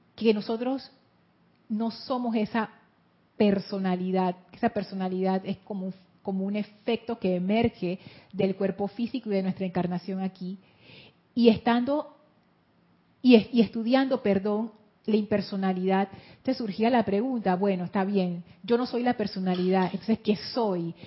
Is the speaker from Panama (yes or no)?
yes; Panama; soy panameña y soy mujer